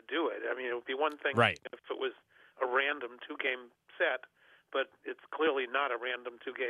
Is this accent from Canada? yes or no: no; New York, United States; was a Knicks fan, you know, growing up in New York.